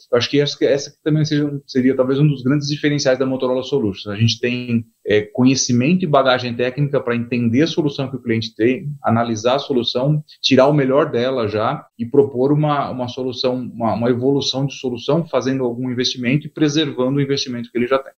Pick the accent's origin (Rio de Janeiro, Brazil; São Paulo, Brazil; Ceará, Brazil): São Paulo, Brazil; eu sou nascido aqui em São Paulo, nascido e criado aqui em São Paulo